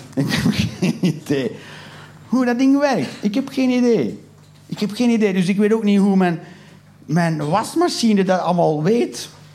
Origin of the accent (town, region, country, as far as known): Flanders, Belgium